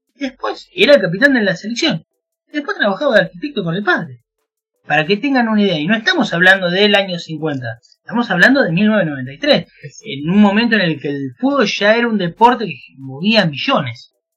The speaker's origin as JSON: {"language": "Spanish", "town": "Chivilcoy", "region": "Buenos Aires Province", "country": "Argentina", "said": "yo soy de Argentina, se habrán dado cuenta por el acento."}